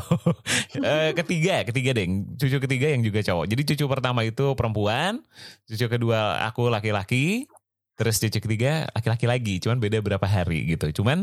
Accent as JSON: {"language": "Indonesian", "town": "Bandung", "region": "West Java", "country": "Indonesia", "tie": "born or raised there", "said": "Dari Bandung. Aku oh, dari aku dari kecil di Bandung. Gitu."}